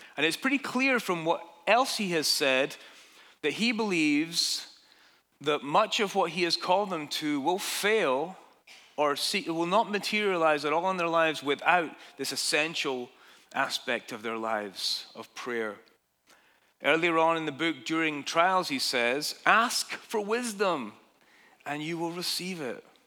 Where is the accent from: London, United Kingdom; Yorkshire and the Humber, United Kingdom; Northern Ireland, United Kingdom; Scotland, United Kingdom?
Scotland, United Kingdom; Dundee; moved away as an adult; now in United States; my hometown in Dundee, Scotland